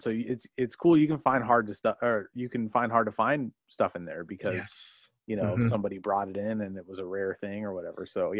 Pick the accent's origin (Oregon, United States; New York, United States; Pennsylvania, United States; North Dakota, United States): Oregon, United States; Beaverton; also born or lived in Seattle, Washington / Washington; I grew up primarily in Beaverton, Oregon